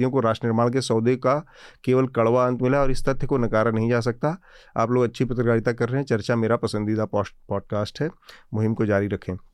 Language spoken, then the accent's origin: Hindi; Assam, India; मैं पंजाबी या सिख नहीं हूँ मैं असमिया हूँ